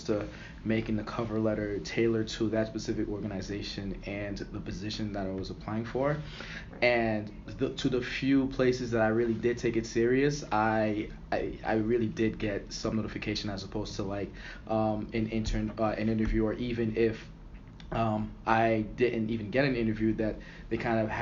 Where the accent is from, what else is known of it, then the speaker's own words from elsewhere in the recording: Boston, Massachusetts, United States; moved away as an adult; I'm from Boston and wanted to kind of stay close to home.